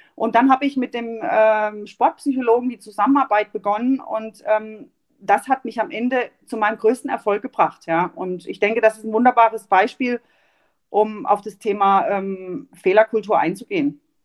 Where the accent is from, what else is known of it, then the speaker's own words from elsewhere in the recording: Mahlberg, Baden-Württemberg, Germany; also born or lived in Offenburg; ich bin in Malberg groß geworden